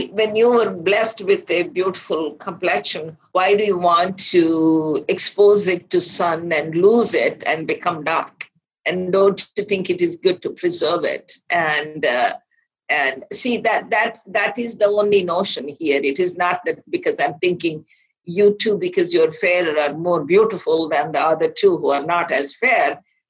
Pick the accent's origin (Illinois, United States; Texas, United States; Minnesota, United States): Texas, United States; Laredo; I'm from Laredo, Texas